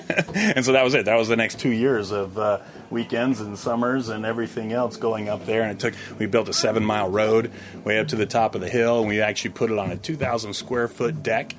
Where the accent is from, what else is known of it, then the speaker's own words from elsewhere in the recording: Vermont, United States; I'm from Vermont.